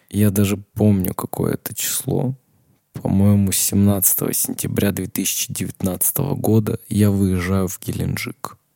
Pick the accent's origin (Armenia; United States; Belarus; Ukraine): Armenia; Я отказался выходить на парад 1 мая, сказал, мне там нечего делать абсолютно, я вообще армянин, зачем мне на парад 1 мая выходить?